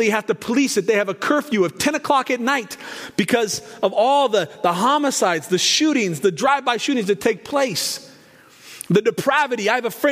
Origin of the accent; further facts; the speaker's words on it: Portland, Oregon, United States; Growing up where I grew up in North Portland, near the University of Portland, the Pilots